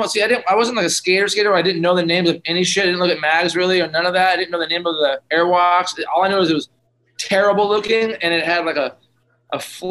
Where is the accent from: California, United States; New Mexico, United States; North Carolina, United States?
California, United States; San Diego; I grew up in Pacific Beach, California, San Diego, and like about six blocks from the beach